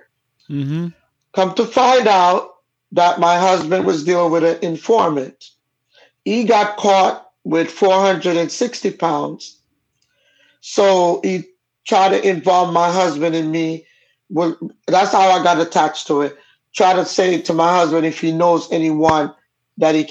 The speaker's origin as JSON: {"language": "English", "country": "Jamaica", "also_born_or_lived": "California", "accent": "Jamaican", "first_language": "Jamaican Patois", "said": "I come from a Caribbean family, and my parents are both Jamaican. That's why the accent. My first language I learned to speak was Jamaican"}